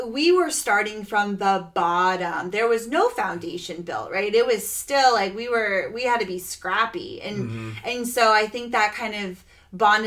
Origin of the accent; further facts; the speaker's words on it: Florida, United States; we're from Florida